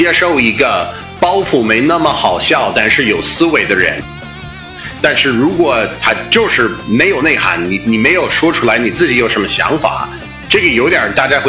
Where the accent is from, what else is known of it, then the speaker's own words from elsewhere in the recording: Boston, Massachusetts, United States; accent: Boston; Chinese is a second language; moved away as an adult; now in China; 我出生在美国，在波士顿，我是美国东北人啊。